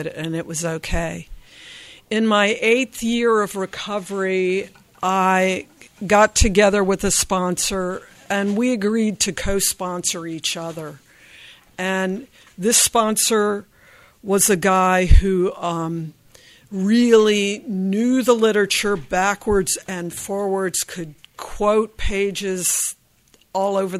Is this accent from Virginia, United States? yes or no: yes; Virginia, United States; I grew up in Virginia